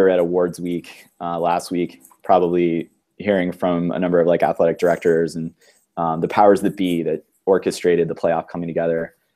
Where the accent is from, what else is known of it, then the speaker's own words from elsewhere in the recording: Ohio, United States; I grew up in Ohio